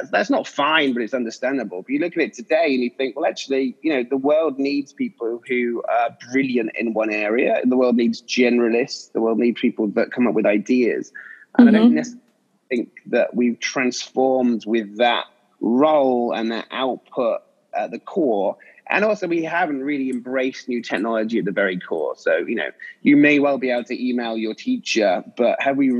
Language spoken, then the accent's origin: English; English countryside, England, United Kingdom; I grew up in English countryside.